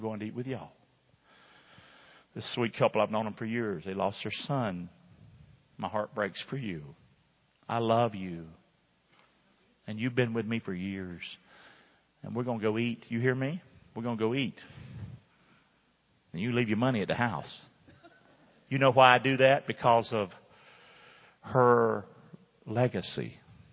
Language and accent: English; Rockingham, United States; moved away; my hometown